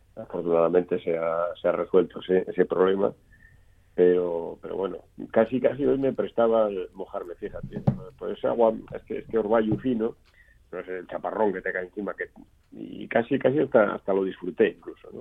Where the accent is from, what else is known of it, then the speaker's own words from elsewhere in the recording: Oviedo, Asturias, Spain; aquí en Oviedo, en, mayoín donde yo nací, en, en finales de los 60